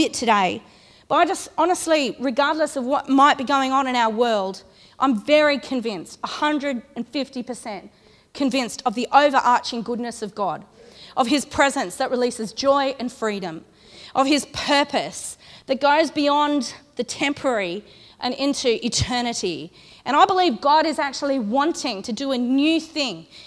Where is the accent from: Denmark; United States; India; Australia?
Australia; Condobolin, New South Wales; also born or lived in Ulladulla; I'm from Condobolin, which is outback New South Wales, about 500 kilometres that way.